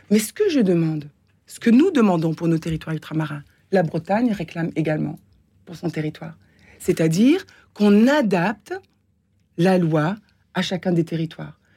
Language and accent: French; Réunion; Non, nous, nous, sommes français, européens, je suis réunionnaise